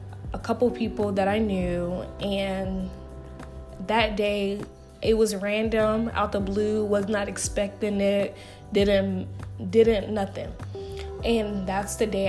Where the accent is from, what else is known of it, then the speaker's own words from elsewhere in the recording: Marietta, Georgia, United States; moved away as an adult; also born or lived in Atlanta, Georgia; now in Houston, United States; a city called Marietta, Georgia. And I've been living there for 21 years